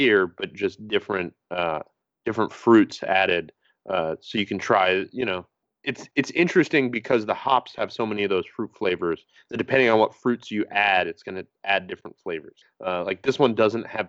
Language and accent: English; East Coast, United States; growing up on the East Coast, like, going to New York City